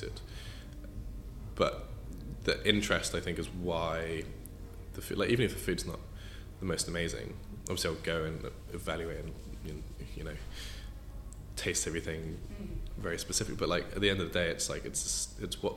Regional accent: Slough, South East England, United Kingdom; also born or lived in Windsor / Surin, Thailand; I was born in Slough, so just outside of it, so not the best place in the world, dear to my heart

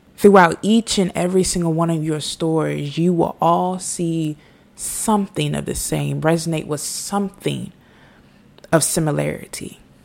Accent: United States; I am an American. I live in the United States of America

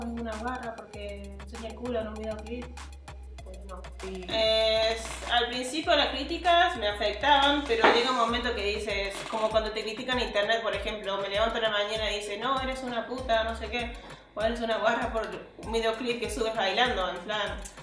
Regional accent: Argentina; yo soy, de Argentina y desde chica escuchaba

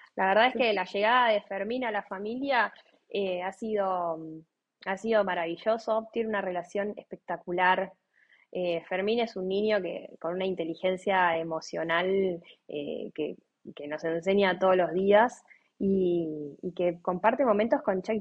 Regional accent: Buenos Aires, Argentina; Nosotros somos de Buenos Aires.

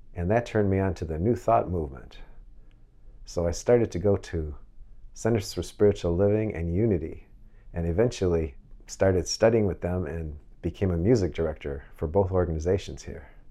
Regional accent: Chicago, Illinois, United States; in my hometown of Chicago.

